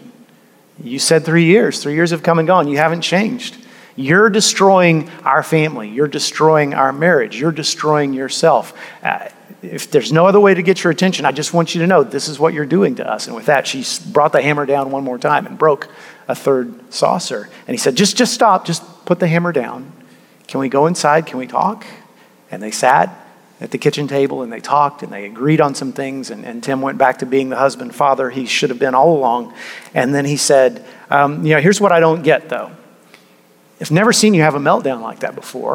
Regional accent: United States; we, as modern American people

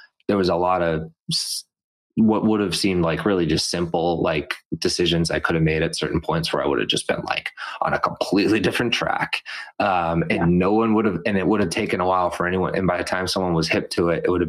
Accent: Methuen, Massachusetts, United States; now in Beverly, United States; I grew up in Methuen

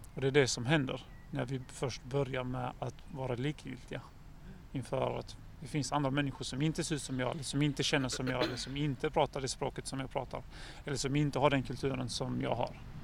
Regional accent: Helsingborg, Skåne, Sweden; jag som helsingborgare

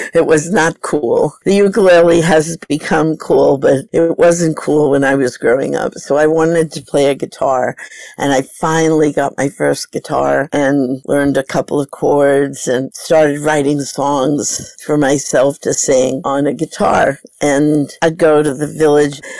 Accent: New York City, New York, United States; I grew up in New York

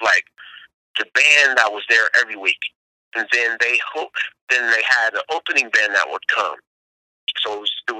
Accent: Berkeley, California, United States; I'm from Berkeley, California.

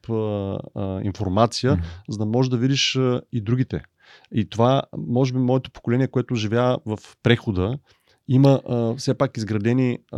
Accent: Bulgaria; И, и тук е въпросът какво ние мечтаем като българи.

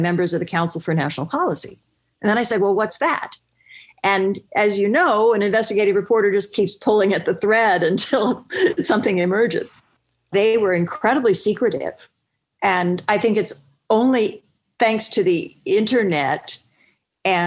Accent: Stillwater, Oklahoma, United States; moved away; my hometown of Stillwater, Oklahoma

